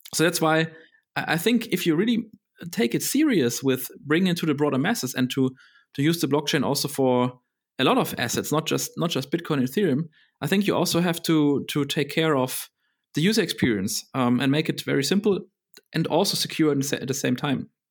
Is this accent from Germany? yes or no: yes; Berlin, Germany; I grew up in Berlin